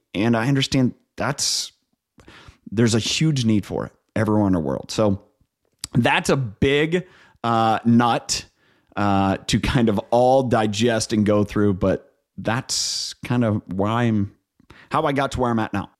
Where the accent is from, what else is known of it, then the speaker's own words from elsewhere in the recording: Northeast Ohio, United States; moved away as an adult; also born or lived in New York; I'm from Ohio. Um, grew up on a dairy farm in Northeast Ohio.